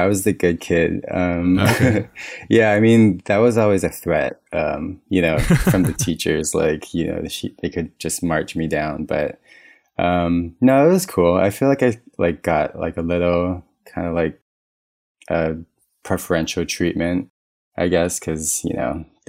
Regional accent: Kaneohe, Hawaii, United States; It was super lush, kind of mountainy. It rained all the time.

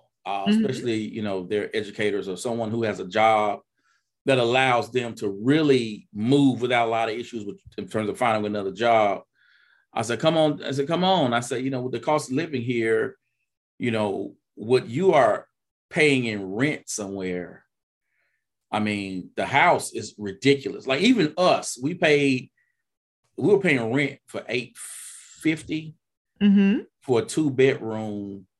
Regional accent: Mississippi, United States; Well, I mean, you know, I'm originally from Mississippi.

